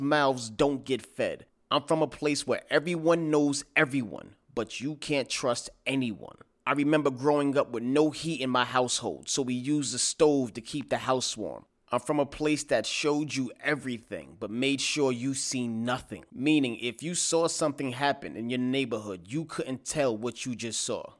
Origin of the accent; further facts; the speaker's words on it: New York City, New York, United States; I am from Staten Island, New York.